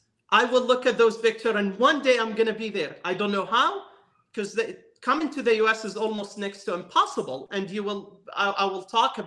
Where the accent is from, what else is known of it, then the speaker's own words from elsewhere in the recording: West Bank, Palestine; moved away as an adult; now in United States; I was born and raised in the West Bank area in Palestine.